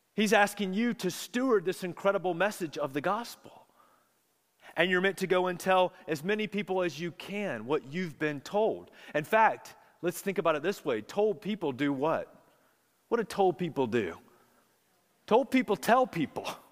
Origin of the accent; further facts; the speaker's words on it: Charlotte, North Carolina, United States; I grew up in Charlotte